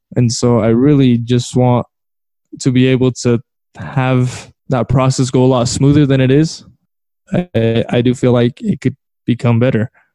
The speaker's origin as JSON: {"language": "English", "town": "San Diego", "region": "California", "country": "United States", "tie": "born or raised there", "said": "I'm originally from California, um, San Diego"}